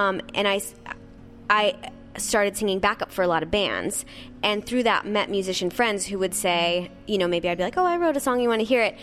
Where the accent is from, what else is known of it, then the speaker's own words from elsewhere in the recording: Nebraska, United States; I grew up in Nebraska, so in a very small town